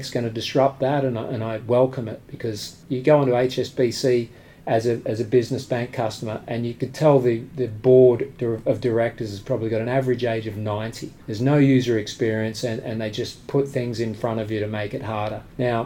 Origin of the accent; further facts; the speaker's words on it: Australia; now in United Kingdom; I'm from Australia, but I'm a British resident.